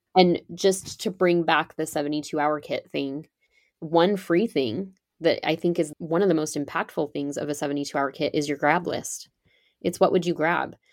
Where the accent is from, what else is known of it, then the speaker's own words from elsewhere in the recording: California, United States; So I grew up in California and I ended up back here. I live in California now.